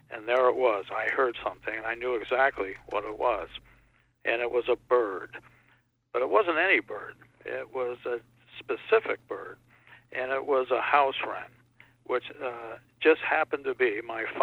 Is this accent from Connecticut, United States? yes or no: yes; Connecticut, United States; born there; when we moved to Connecticut and all my, all over the country, my dad was there for a while, but I was born in Connecticut.